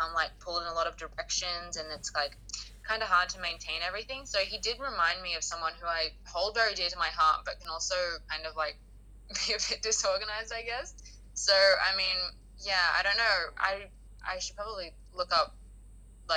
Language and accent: English; Sydney, New South Wales, Australia; I'm from Sydney